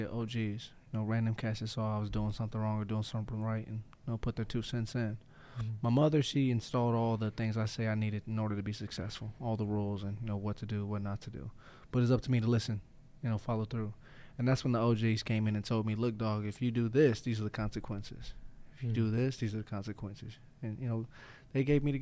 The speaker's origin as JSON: {"language": "English", "town": "Indianapolis", "region": "Indiana", "country": "United States", "tie": "born or raised there", "also_born_or_lived": "Las Vegas", "moved": "yes", "said": "I grew up in Indianapolis, Indiana"}